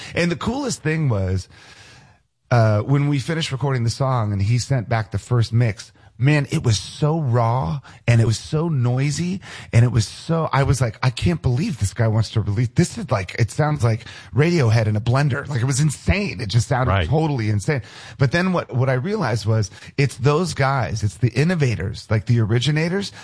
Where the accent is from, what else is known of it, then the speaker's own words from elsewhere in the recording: United States; moved away; also born or lived in Los Angeles; I grew up outside of Washington D.C., and so my house is maybe about eight miles from the Pentagon